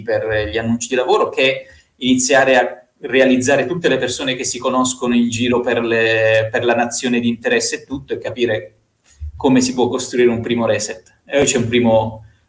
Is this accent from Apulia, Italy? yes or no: yes; Bari, Apulia, Italy; moved away as an adult; also born or lived in Rome; mi sono trasferito da Bari a Roma.